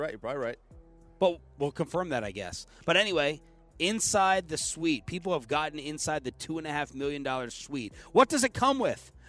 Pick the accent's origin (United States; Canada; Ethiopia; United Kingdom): United States; Texas; I'm from Texas.